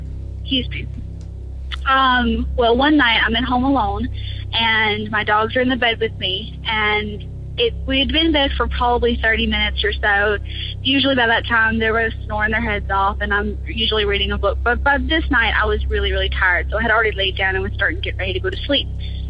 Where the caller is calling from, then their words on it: Louisiana, United States; I'm from North Louisiana.